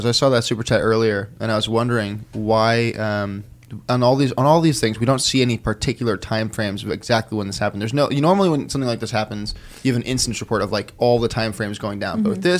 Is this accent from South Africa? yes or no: yes; South Africa; As a South African, it's the weirdest thing.